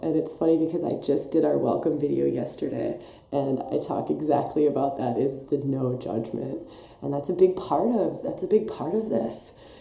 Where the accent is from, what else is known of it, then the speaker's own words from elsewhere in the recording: Wisconsin, United States; accent: Wisconsin; now in Australia; There's my Wisconsin accent coming back